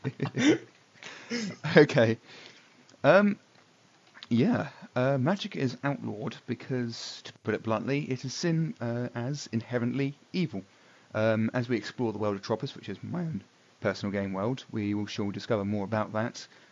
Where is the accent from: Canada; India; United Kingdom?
United Kingdom; England; I'm from England